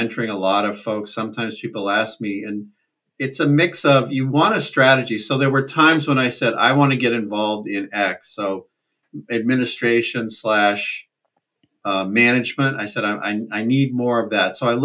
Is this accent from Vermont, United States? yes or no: yes; central Vermont, United States; I grew up in Vermont, central Vermont